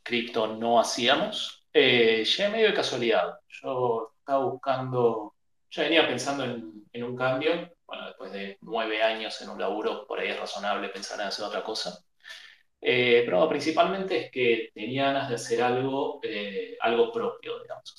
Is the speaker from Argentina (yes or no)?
yes; Buenos Aires, Argentina; nacido, criado en Buenos Aires de toda la vida.